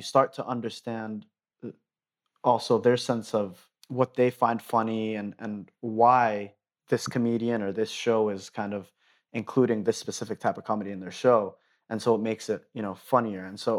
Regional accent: Dubai, United Arab Emirates; also born or lived in Denver, United States; I was born in Denver, Colorado. I lived there until probably I was in the fourth grade, moved to Dubai, the United Arab Emirates. And so I was there until I graduated high school.

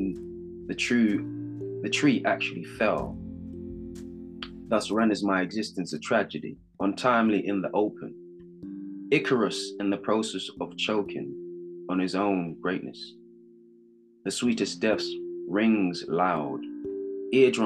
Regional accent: Jamaica; accent: Jamaican UK; I am Jamaican

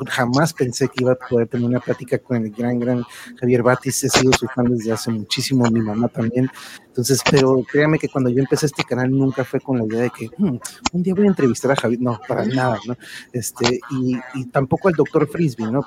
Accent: Tijuana, Baja California, Mexico; a mi tierra, a mi bella Tijuana

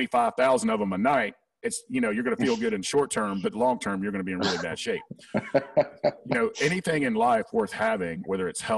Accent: the South, United States; accent: Southern; my Southern accent

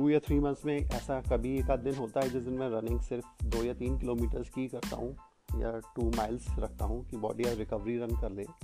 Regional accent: India; मैं 35 five years old हूँ और मैं इंडिया का रहने वाला हूँ

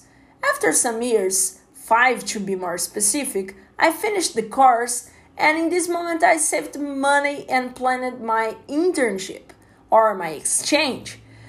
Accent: Campo Grande, Mato Grosso do Sul, Brazil; English is a second language; also born or lived in Concórdia, Brazil; I am from Campo Grande, Mato Grosso do Sul

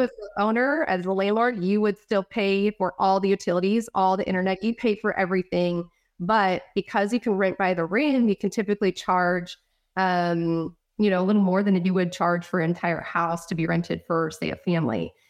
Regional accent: California, United States; also born or lived in Idaho; now in Texas, United States; I'm originally from California. We moved to Idaho, um, and we're living there for about the past four to five years, and then we just moved to Texas

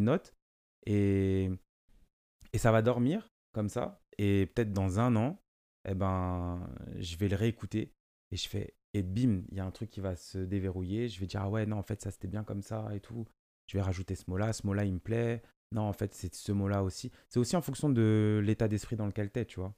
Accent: France; first language Lingala; j'ai grandi ici, c'est ma France, et je suis français

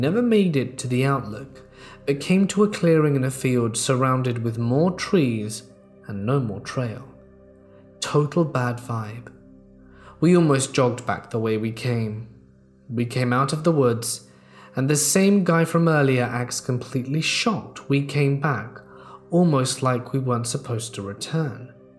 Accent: Texas, United States; I'm originally from the Gulf Coast of Texas, and when I was a kid growing up there, it was very easy to go from the bustling bright lights of Houston to the dark, deserted country road in only a few minutes.

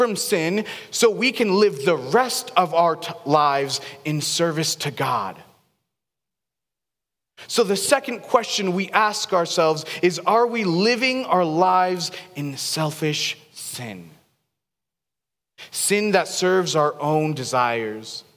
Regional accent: Seattle, Washington, United States; now in Boise, United States; I grew up in Seattle

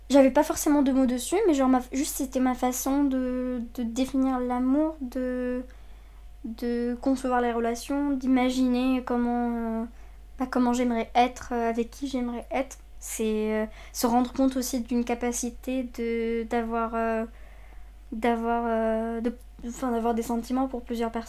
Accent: Saudi Arabia; moved away as an adult; now in France; déjà. J'ai 23 ans. Euh, je suis née en Arabie Saoudite, j'ai grandi là-bas jusqu'à mes 18 ans. je suis libanaise d'origine, donc mes deux parents sont libanais.

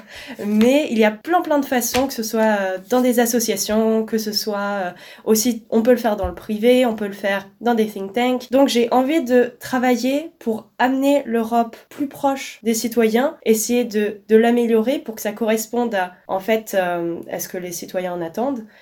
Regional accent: Alsace, Grand Est, France; Moi, je viens d'Alsace

